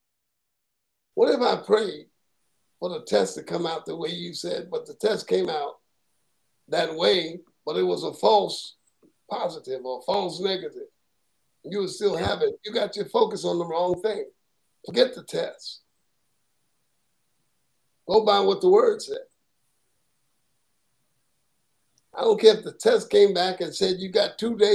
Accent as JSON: {"language": "English", "town": "New York City", "region": "New York", "country": "United States", "moved": "yes", "lives_now": "Southern United States", "said": "I'm from Brooklyn, New York"}